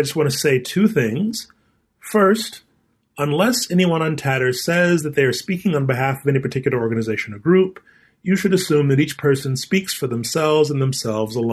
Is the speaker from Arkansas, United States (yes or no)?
yes; Arkansas, United States; moved away as an adult; also born or lived in Columbus, Ohio; a boy growing up in Arkansas